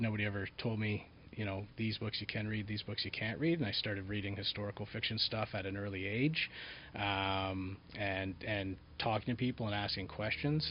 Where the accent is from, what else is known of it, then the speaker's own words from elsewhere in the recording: Collingwood, Ontario, Canada; also born or lived in Niagara region; raised in a small town mm-hmm. in Southern Ontario called Collingwood